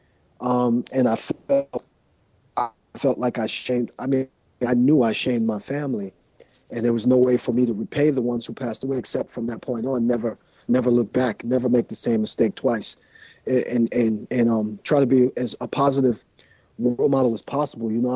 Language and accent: English; New York City, New York, United States; I grew up in Manhattan